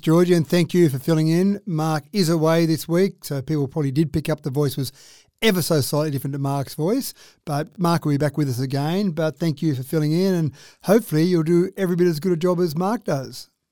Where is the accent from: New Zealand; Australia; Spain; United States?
Australia; Dubbo, New South Wales; when I was growing up in Dubbo